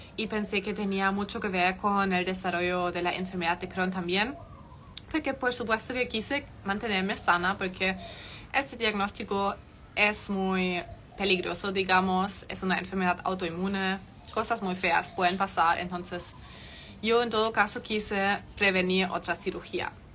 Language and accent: Spanish; Germany; Spanish is a second language; moved away as an adult; also born or lived in Chile; soy de Alemania, soy completamente 100% alemana, he vivido allá hasta los 18 años, toda mi vida.